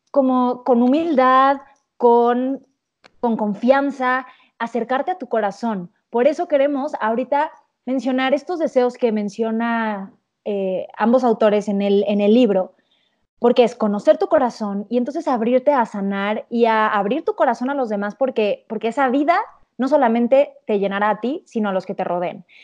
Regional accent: Cancún, Quintana Roo, Mexico; yo que crecí en Cancún, la esquiada y todo esto.

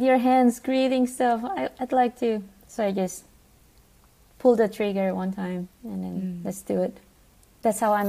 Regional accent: Jakarta, Indonesia; now in United States; I was born in Jakarta, Indonesia, and growing up with my brother

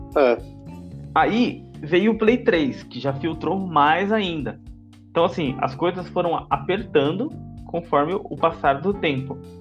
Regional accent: Brazil; É o que eu sinto como brasileiro

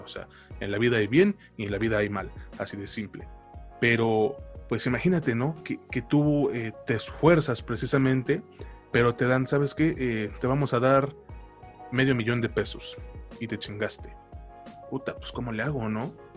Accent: Mexico; a nosotros como mexicanos

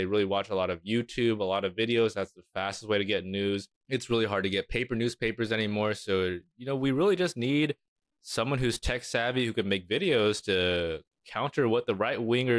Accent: Oakland, California, United States; I just need some local news about my hometown, Oakland.

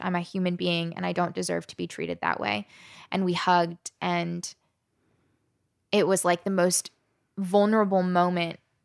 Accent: Southern Maryland, United States; also born or lived in West Virginia / Alabama; I was born in West Virginia, spent time living in Alabama, and grew up in Southern Maryland

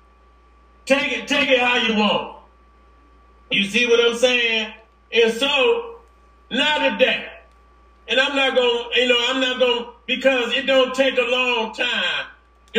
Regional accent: Detroit, Michigan, United States; I come from Detroit

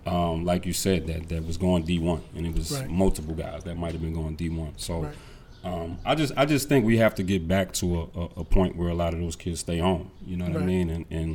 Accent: New York, United States; They're going to know I'm from New York.

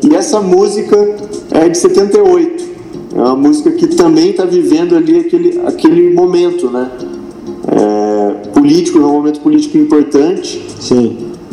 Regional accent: interior of São Paulo, Brazil; eu sou do, aqui do interior de São Paulo

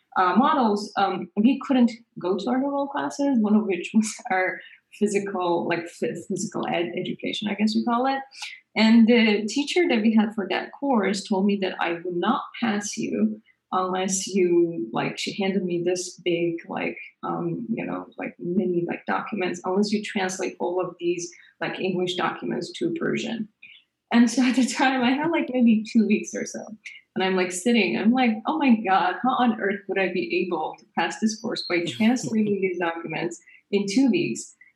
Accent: Iran; moved away; I grew up in Iran. This is our high school in Iran

